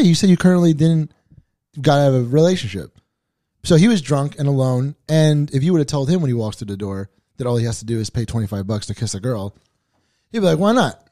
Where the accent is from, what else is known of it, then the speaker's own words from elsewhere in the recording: New York City, New York, United States; I'm from Staten Island